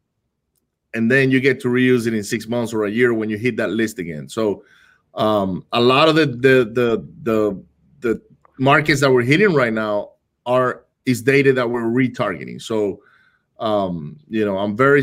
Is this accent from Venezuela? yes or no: yes; Venezuela; moved away; I grew up in Venezuela, right? I grew up in Venezuela